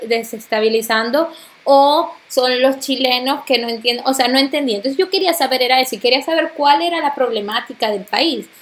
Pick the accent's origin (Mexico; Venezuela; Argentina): Venezuela; moved away; nosotros somos venezolanos.